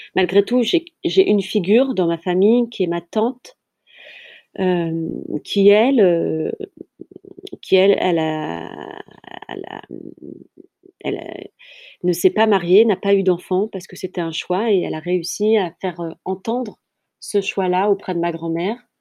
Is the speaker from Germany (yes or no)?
no; France; also born or lived in Kabylia (ancestry); je suis née euh, en France et euh, toute ma lignée vient d'Algérie et plus particulièrement de Kabylie, la petite Kabylie.